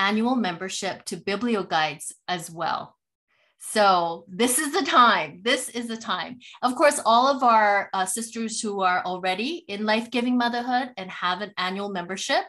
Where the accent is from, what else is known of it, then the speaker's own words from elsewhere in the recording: Vancouver, British Columbia, Canada; I'm from Vancouver, West Coast, but still fellow Canadian